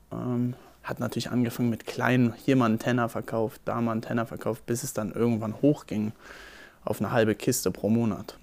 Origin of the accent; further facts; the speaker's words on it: Berlin, Germany; Ich bin am 17. Juli 1996 geboren in Berlin, Steglitz-Zehendorf